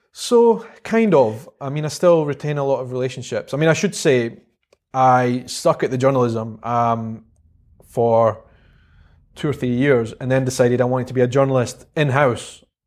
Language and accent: English; Edinburgh, Scotland, United Kingdom; accent: Scottish; also born or lived in South Africa / London; life in Edinburgh, and it was just a, a great place to grow up.